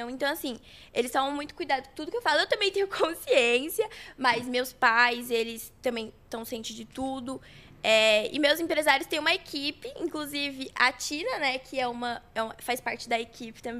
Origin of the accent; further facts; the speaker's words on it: Guarulhos, São Paulo, Brazil; born there; Mas eu nasci em Guarulhos, sou guarulhense.